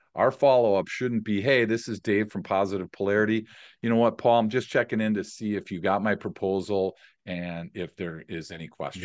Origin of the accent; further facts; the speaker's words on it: Milwaukee, Wisconsin, United States; also born or lived in San Diego; Born and raised in Milwaukee